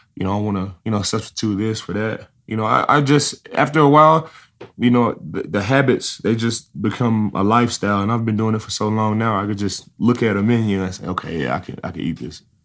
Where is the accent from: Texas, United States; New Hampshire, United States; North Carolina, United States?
Texas, United States; Dallas; I'm from Dallas, Texas